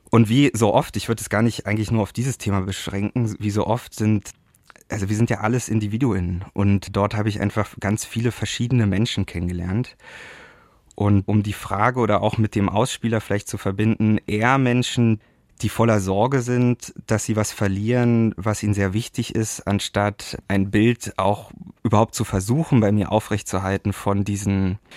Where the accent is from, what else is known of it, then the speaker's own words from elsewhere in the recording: Berlin, Germany; nee, aber ich bin Berliner und kenne natürlich mein ganzes Leben lang diese diese Kämpfe und dieses Verschwinden